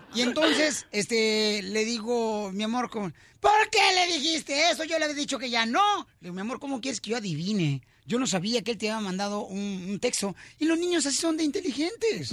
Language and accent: Spanish; Autlán, Jalisco, Mexico; moved away; de Cotlán, Jalisco, de mi tierra natal